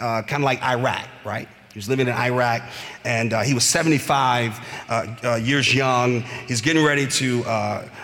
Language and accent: English; Bloomfield Hills area, Clinton Township, Michigan, United States; moved away; we're from the Bloomfield Hills area, Clinton Township and such, so my mom still lives there